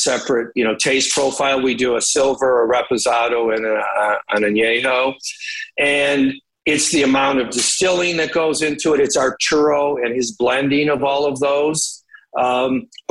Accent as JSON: {"language": "English", "town": "Detroit", "region": "Michigan", "country": "United States", "tie": "born or raised there", "said": "I grew up in Detroit, really, you know, in the 70s"}